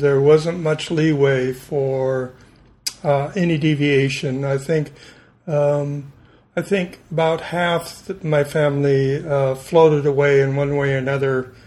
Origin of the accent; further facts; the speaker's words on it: Sioux City, Iowa, United States; moved away as an adult; I was born in Sioux City, Iowa. Mm-hmm. I was one of 12 children, 10 boys, 2 girls, in a Catholic neighborhood in Sioux City, and lived there the first 18 years of my life